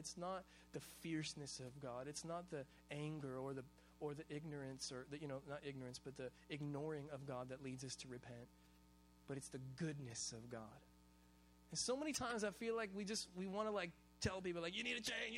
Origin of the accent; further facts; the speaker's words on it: Hawaii, United States; I'm Hawaiian and we eat rice with every single meal